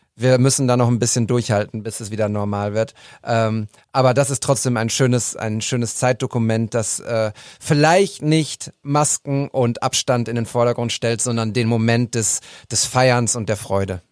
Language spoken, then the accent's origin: German; Münster, North Rhine-Westphalia, Germany; now in Bochum, Germany; Als Münsteraner und Bochumer